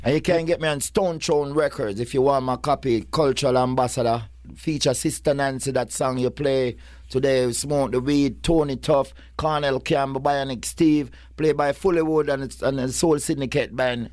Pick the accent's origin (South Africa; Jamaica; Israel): Jamaica; Kingston; I come like, like four wor-, roads from where Purple Man come from. Kingston eleven, Oakland Road.